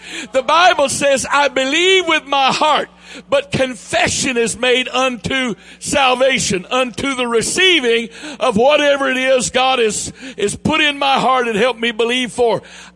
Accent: the South, United States; accent: southern drawl; this southern drawl I have

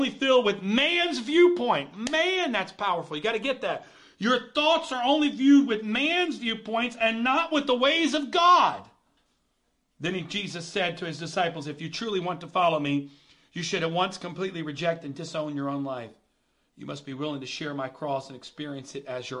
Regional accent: United States; I am proud to be an American.

